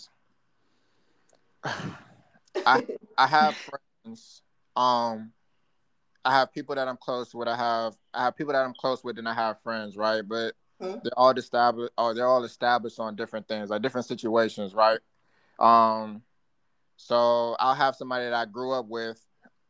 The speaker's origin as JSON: {"language": "English", "town": "Alexandria", "region": "Virginia", "country": "United States", "tie": "born or raised there", "also_born_or_lived": "Saginaw, Michigan", "said": "I was born in Alexandria, Virginia. Spent half my life there"}